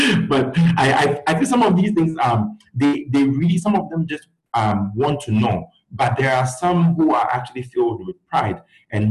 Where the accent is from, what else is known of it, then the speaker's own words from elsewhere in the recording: Ghana; moved away as an adult; also born or lived in Gwangju, South Korea; growing up in Ghana